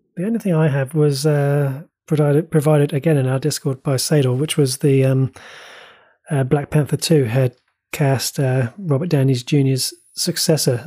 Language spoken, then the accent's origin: English; New Zealand; as a New Zealander